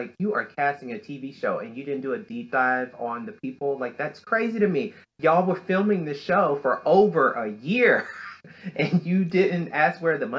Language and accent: English; the South, United States; I grew up in Black churches in the South with people who would put their little money in the envelopes.